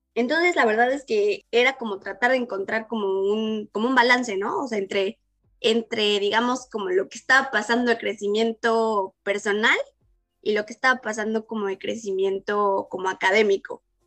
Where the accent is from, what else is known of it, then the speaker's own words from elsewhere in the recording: Puebla, Mexico; moved away as an adult; also born or lived in Hannover, Germany; now in Berlin, Germany; yo estudié en, una universidad en Puebla, pues soy de Puebla